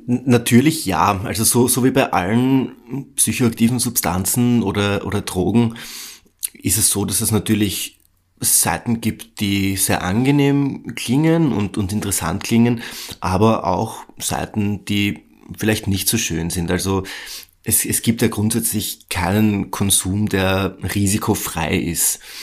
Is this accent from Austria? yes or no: yes; Austria; bei uns in Österreich